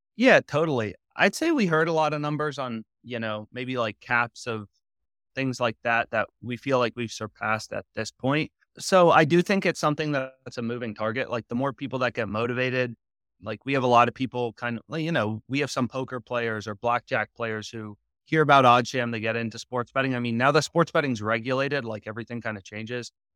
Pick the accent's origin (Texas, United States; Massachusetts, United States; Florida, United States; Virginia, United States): Virginia, United States; moved away as an adult; also born or lived in Pennsylvania; I'm initially from Virginia, actually, as well as my co-founder, so we went to the same high school